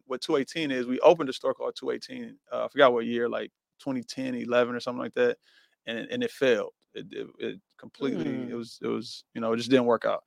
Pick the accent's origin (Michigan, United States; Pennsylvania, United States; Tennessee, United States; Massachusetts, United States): Michigan, United States; Pontiac; we from Pontiac